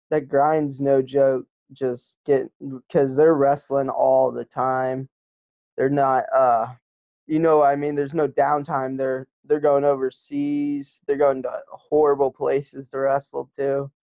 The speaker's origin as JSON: {"language": "English", "town": "Norman", "region": "Oklahoma", "country": "United States", "tie": "born there", "said": "Oh man, um, I'm from all over the place. So uh, I was born in uh, Norman, Oklahoma, uh, I started there when my dad was uh, training for the Olympic team."}